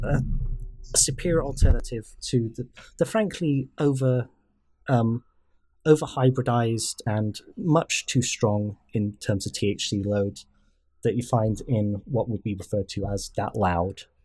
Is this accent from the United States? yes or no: no; United Kingdom